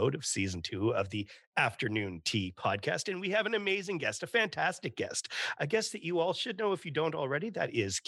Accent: Canada; as a Canadian

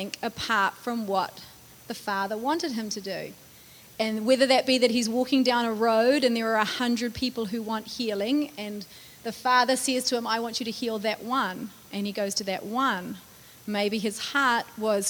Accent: United States; as an American.

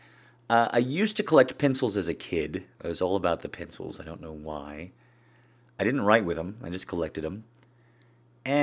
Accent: American Southwest, United States; I grew up in the American Southwest. That's where I'm at now.

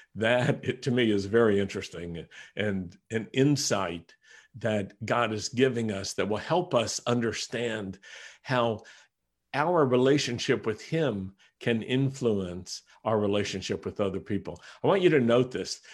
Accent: United States; I am an American Messianic Jew

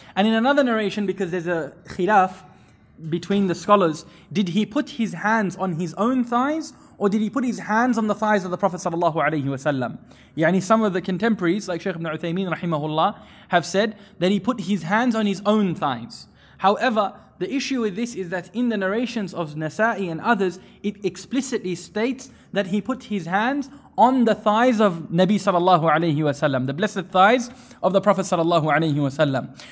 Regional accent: India; I'm from India

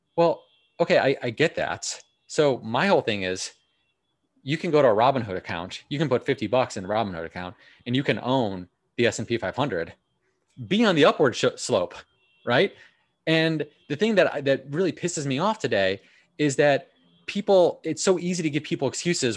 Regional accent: Milwaukee, Wisconsin, United States; also born or lived in Los Angeles; now in New York, United States; I grew up in Milwaukee. I lived in Los Angeles for about four years, and then I moved to New York

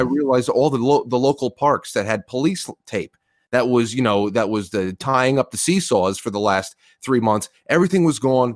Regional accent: New York, United States; I grew up in New York in the nineties

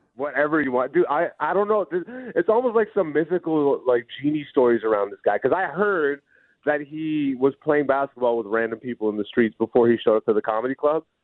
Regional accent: Greece; also born or lived in Hamilton, Canada; now in Canada; I was born in Greece, But I am Ethiopian. Both my parents are Ethiopian

